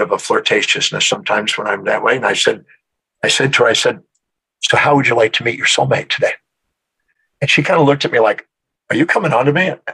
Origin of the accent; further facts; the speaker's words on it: Houston, Texas, United States; I'm originally from Houston, Texas